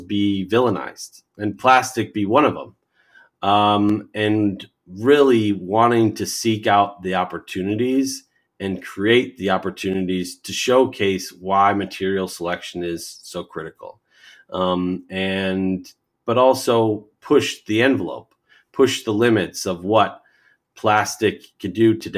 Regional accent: United States; I'm an American and I grew up here

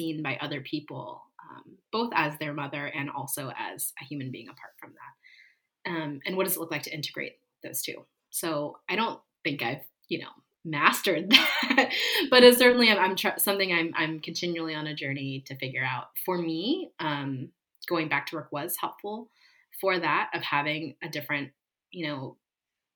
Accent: East Coast, United States; also born or lived in California / New York; now in Los Angeles, United States; I live in California, where I spent a lot of my life, but I grew up on the East Coast, and I spent 5 years living in New York

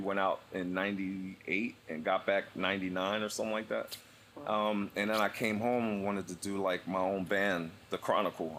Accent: Philadelphia, Pennsylvania, United States; now in Atlanta, United States; I'm from Philadelphia, originally. I've been in Atlanta since '94.

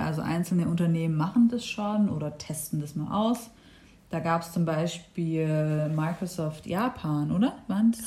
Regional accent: Stuttgart region, Baden-Württemberg, Germany; Und wir sind ja hier in Stuttgart und äh, ich komme auch aus der Region

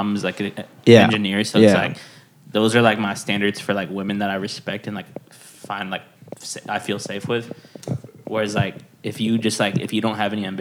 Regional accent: California, United States; us as Californian, like progressive people

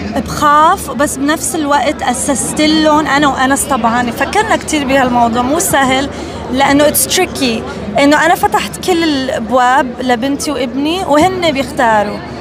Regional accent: United States; تربيت بامريكا

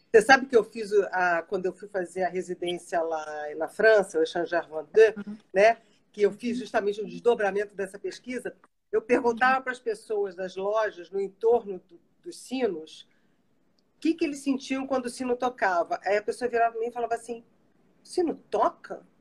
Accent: Brazil; eu sou brasileira e alemã, eu me considero assim um microcosmo da população brasileira

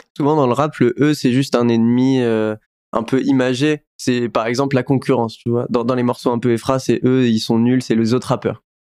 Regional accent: France; j'ai grandi en France avec un prénom qui n'est pas français

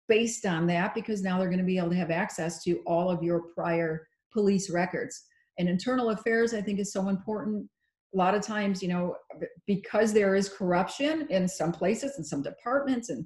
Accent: Chicago, Illinois, United States; I grew up in the Chicago area

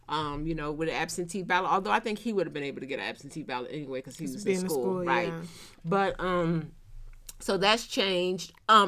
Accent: Philadelphia, Pennsylvania, United States; now in Atlanta, United States; So I'm from Philly, I live in Atlanta. So between Philly, Pennsylvania, and Atlanta, Georgia.

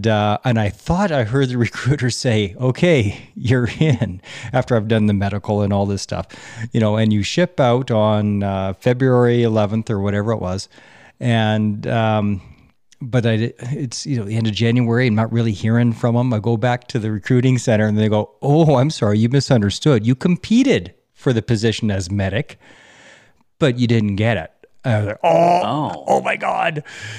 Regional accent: Alberta, Canada; Well, I am an Alberta boy.

